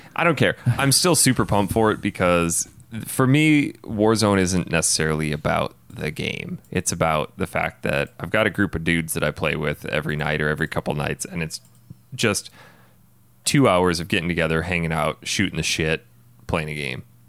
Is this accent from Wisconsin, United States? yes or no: yes; Wisconsin, United States; born or raised there; moved away as an adult; now in Phoenix, United States